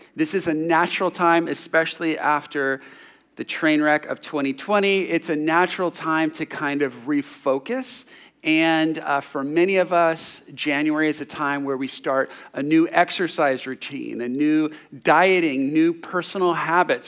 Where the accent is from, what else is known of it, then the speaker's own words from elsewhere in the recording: San Jose, California, United States; when I was sixteen, seventeen years old, growing up in San Jose, in the suburbs